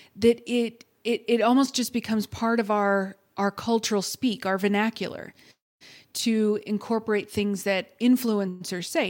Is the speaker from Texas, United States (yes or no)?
yes; Texas, United States; I'm from Texas.